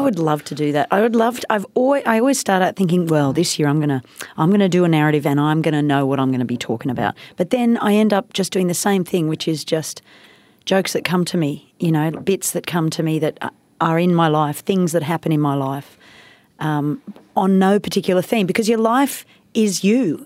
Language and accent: English; India; moved away; I grew up in India